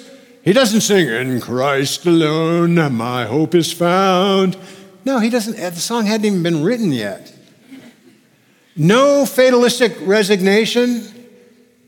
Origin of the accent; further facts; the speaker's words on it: California, United States; Because being a Californian, I'd never really seen many graves. In California, we hide our graveyards.